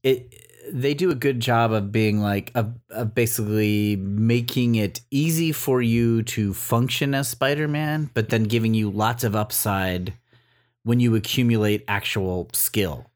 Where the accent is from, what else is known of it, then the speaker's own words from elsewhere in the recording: Los Angeles, California, United States; in my hometown of L A.